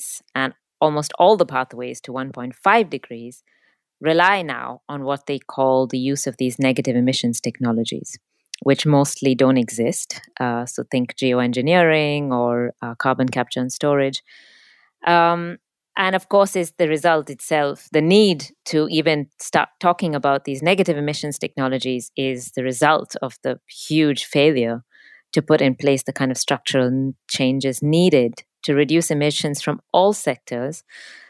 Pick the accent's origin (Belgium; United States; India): India; moved away as an adult; now in United Kingdom; I am from India, but I have been living and working in the UK for about 10 years